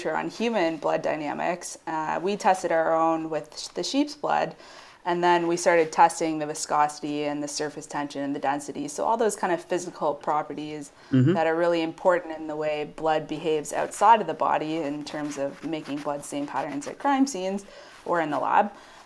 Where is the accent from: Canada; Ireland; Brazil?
Canada; Ayr, Ontario; So I'm from a little town in Ontario. It's called Ayr, believe it or not. There is a place called Ayr, A-Y-R, and population of maybe a few thousand. And so I grew up there